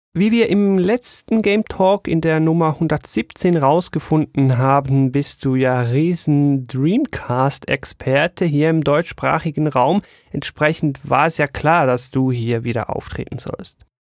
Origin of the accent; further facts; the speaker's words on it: Switzerland; bei uns in der Schweiz